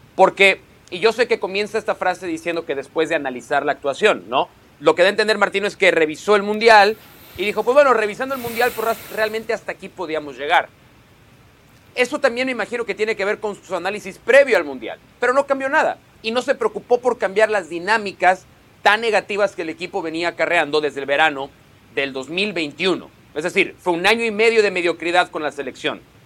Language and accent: Spanish; Mexico; voy a decir como mexicano